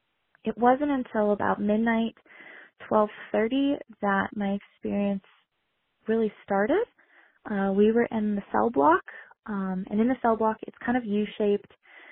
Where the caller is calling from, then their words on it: Bozeman, Montana, United States; I am from Bozeman, Montana, and I want to share my paranormal experience